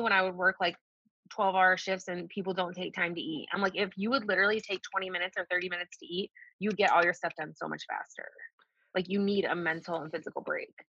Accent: Detroit, Michigan, United States; also born or lived in Colorado; I'm from the Detroit metro area

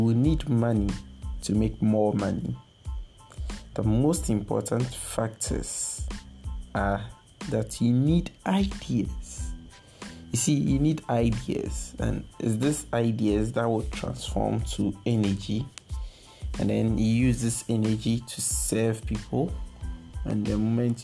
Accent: Ghana; as a Ghanaian youth

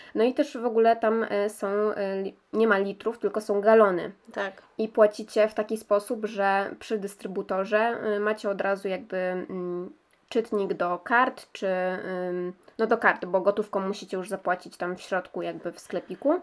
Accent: Poland; jesteśmy tutaj z Polski

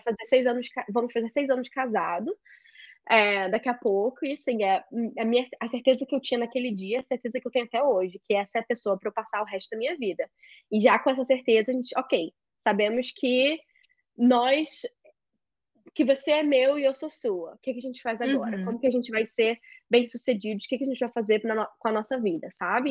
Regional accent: Rio de Janeiro, Brazil; moved away as an adult; now in United States; sou carioca, moro nos Estados Unidos

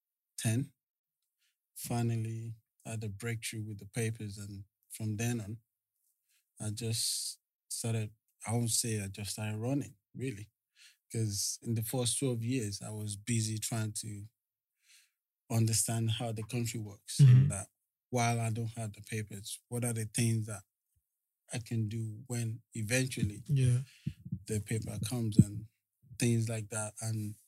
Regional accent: Lagos, Nigeria; moved away as an adult; now in London, United Kingdom; I grew up in Lagos, Nigeria. Came to the UK in 1998.

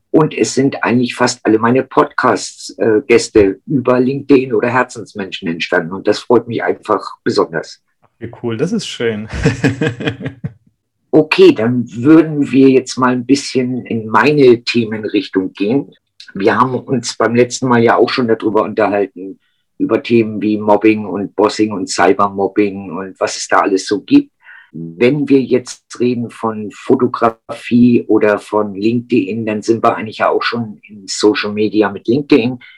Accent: Lübeck, Schleswig-Holstein, Germany; Und ich komme aus Lübeck, sorry.

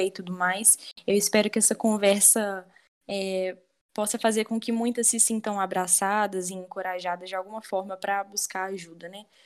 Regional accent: Brazil; enquanto brasileira

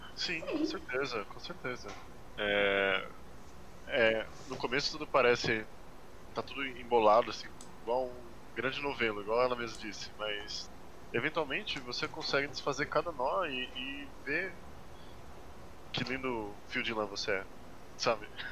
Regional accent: São Paulo, Brazil; now in São Bernardo do Campo, Brazil; Eu era de São Paulo, agora eu sou da BC

